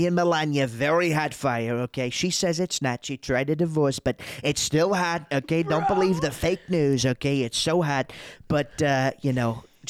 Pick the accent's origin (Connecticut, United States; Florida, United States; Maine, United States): Connecticut, United States; now in Ohio, United States; I'm not from here, which is true. I'm from Connecticut. And when I moved here, I noticed that everyone had an accent.